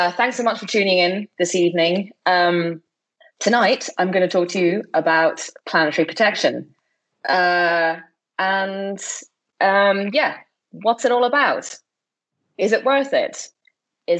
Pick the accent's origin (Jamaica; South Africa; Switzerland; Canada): Switzerland; moved away as an adult; also born or lived in Basel / Edinburgh; I'm originally from Switzerland